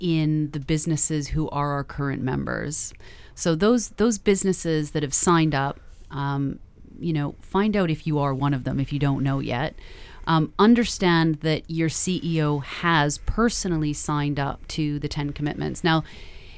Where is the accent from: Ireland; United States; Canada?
Canada; now in United Kingdom; I'm Canadian.